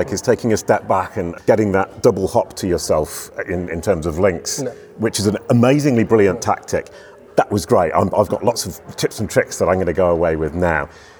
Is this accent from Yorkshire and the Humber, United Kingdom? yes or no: yes; Yorkshire and the Humber, United Kingdom; I'm from Yorkshire in the north of England, and that's what they like. It's straight to the point. No messing around.